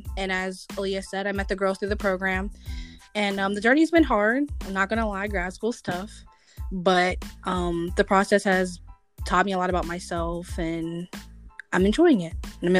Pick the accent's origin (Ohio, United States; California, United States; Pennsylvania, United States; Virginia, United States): Pennsylvania, United States; moved away as an adult; now in North Carolina, United States; I'm from Pennsylvania. I moved to North Carolina in 2018, right before I started the program at Pfeiffer.